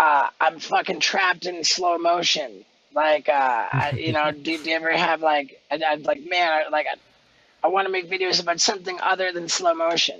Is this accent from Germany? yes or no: no; England, United Kingdom; born there; I was born in England, so I'm British. I have a British passport.